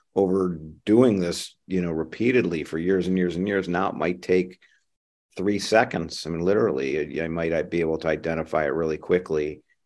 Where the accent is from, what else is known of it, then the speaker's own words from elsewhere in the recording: Ohio, United States; now in San Francisco Bay Area, United States; I grew up in the Midwest, in Ohio.